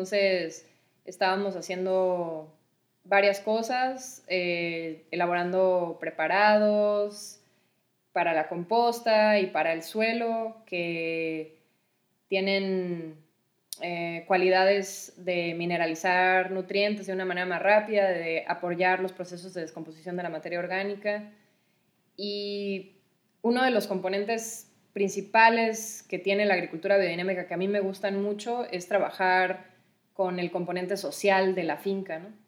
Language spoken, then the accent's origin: Spanish; Mexico; also born or lived in Costa Rica; pues yo soy, soy mexicana y costarricense. Tengo dos nacionalidades.